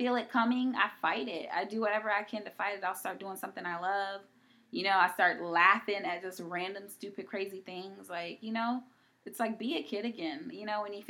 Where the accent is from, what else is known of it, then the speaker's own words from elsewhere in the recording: East Coast, United States; I'm from the East Coast